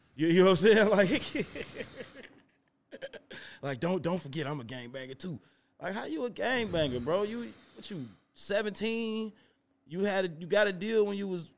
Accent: Chicago, Illinois, United States; growing up as a Chicago kid

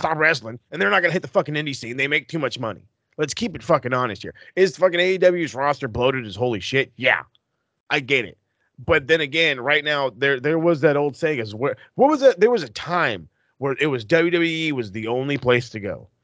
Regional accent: California, United States; as a Californian

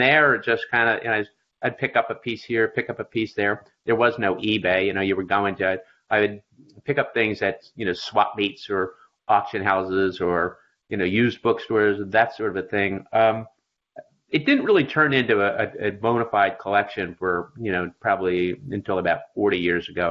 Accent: Philadelphia, Pennsylvania, United States; I grew up in Philadelphia on the East Coast, and I was a 12-year-old

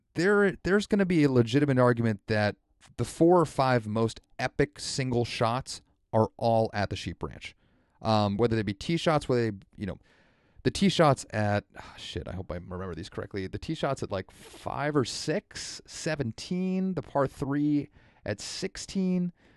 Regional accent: United States; I'm an American

